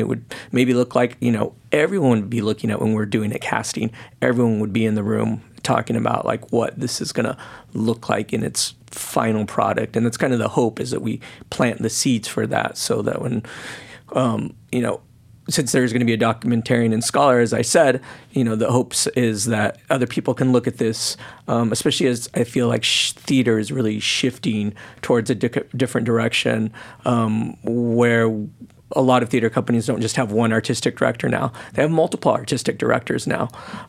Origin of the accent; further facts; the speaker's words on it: Portland, Oregon, United States; One of it being that it's taking place in my hometown. I'm originally from Oregon and Portland.